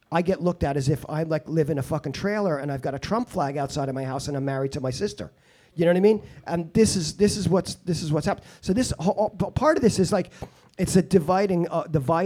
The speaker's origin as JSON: {"language": "English", "region": "New York", "country": "United States", "tie": "born or raised there", "said": "since I was a kid in the 80s when I grew up in New York."}